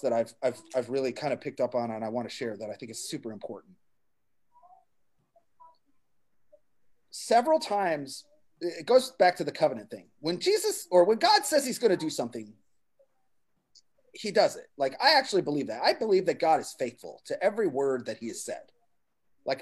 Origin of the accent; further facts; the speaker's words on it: New Jersey, United States; I'm from New Jersey